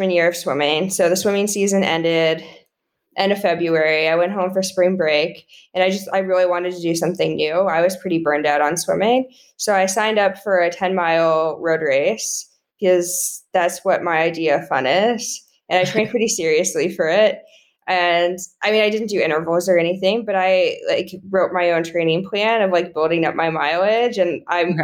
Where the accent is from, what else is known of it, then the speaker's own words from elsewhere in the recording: Colorado, United States; moved away as an adult; I grew up in Colorado. I always went home to Colorado for the summer